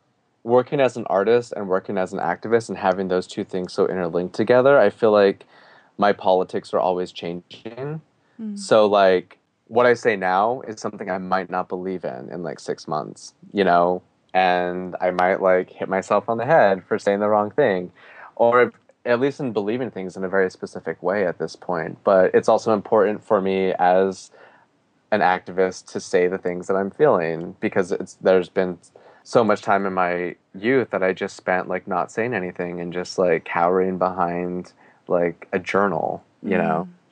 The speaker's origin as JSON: {"language": "English", "town": "Portland", "region": "Oregon", "country": "United States", "tie": "born or raised there", "said": "Like, growing up in Portland, Oregon, and being so displaced from like the four sacred mountains of the Diné people, I still feel really empowered as like a Navajo Diné person"}